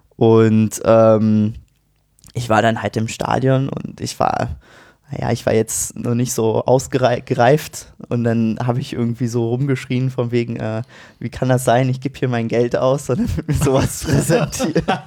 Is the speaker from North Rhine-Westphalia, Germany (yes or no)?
no; Kremmen, Brandenburg, Germany; also born or lived in Berlin; now in Heidelberg, Germany; Ich komme äh, ursprünglich aus Brandenburg, bin geboren in Berlin, sogar in Charlottenburg